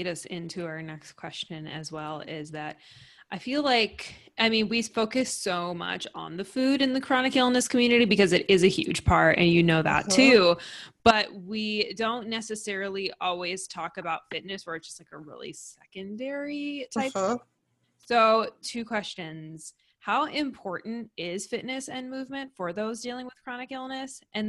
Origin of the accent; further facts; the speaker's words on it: Texas, United States; because we're from Texas